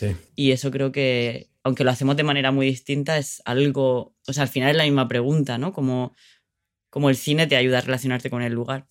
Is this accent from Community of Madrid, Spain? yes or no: no; Orihuela, Valencian Community, Spain; moved away as an adult; mi pueblo, que es un pueblo donde nací, donde crecí en, el sur de España, que se llama Orihuela